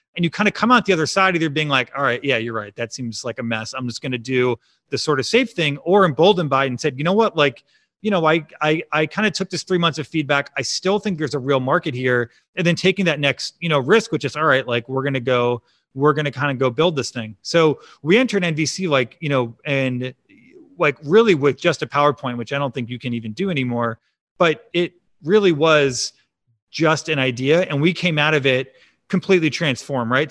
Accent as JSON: {"language": "English", "town": "Chicago", "region": "Illinois", "country": "United States", "tie": "born or raised there", "also_born_or_lived": "Champaign, Illinois / Austin, Texas", "said": "I grew up in the suburbs of Chicago in a big Italian family"}